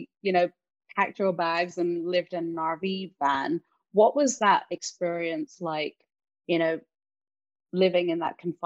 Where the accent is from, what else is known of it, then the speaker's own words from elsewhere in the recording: London, United Kingdom; now in United States; I grew up in London. I've moved out here.